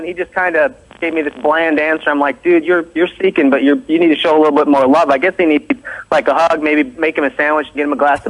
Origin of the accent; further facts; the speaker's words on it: Salisbury, Maryland, United States; I'm from Salisbury, Maryland.